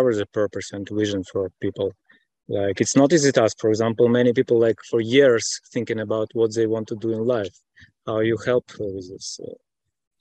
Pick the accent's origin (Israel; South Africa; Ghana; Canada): Israel; I'm from Israel.